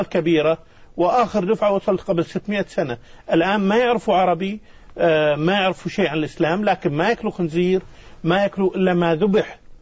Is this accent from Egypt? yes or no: no; Kuwait; now in Madagascar; أنا من الكويت والكويت في أرض مكة وأهلي في مكة